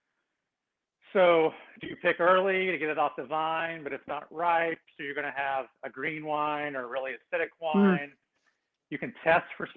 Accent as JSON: {"language": "English", "region": "Kansas", "country": "United States", "tie": "born or raised there", "moved": "yes", "lives_now": "Sonoma, United States", "said": "I grew up in Kansas, so I'm used to big thunderstorms and tornadoes and all that stuff."}